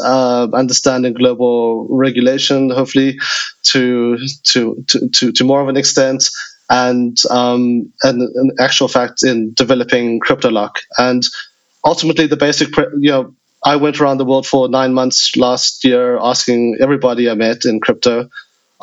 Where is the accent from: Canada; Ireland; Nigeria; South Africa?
South Africa; moved away; also born or lived in United States / China; I grew up in South Africa, studied in the US, was one of the first people on fintech in China for 10 years